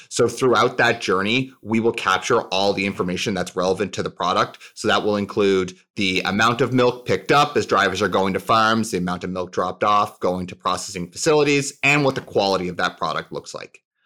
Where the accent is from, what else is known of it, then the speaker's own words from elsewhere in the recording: St. John's, Newfoundland and Labrador, Canada; I grew up in Saint John's, Newfoundland, in Canada.